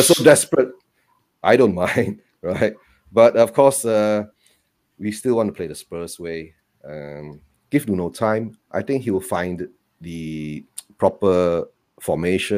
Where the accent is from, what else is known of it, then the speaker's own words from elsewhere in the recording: Malaysia; I'm from Malaysia